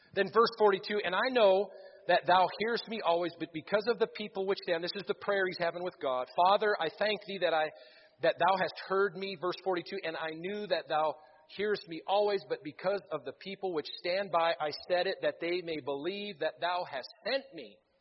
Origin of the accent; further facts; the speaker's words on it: Missouri, United States; I'm from Missouri